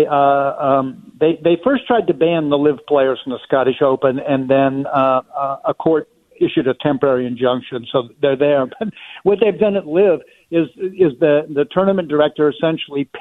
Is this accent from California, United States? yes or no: no; Western Pennsylvania, United States; I grew up in Western Pennsylvania on a public golf course